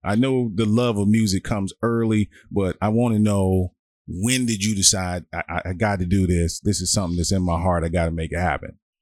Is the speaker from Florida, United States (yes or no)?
no; Washington, District of Columbia, United States; I grew up on Stanton Road